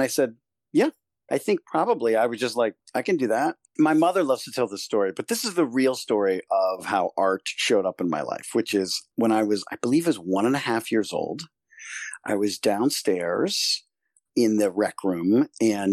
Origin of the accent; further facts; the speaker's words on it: Silver Spring, Maryland, United States; I grew up in Silver Spring, Maryland, which is right outside of D.C., just north of D.C.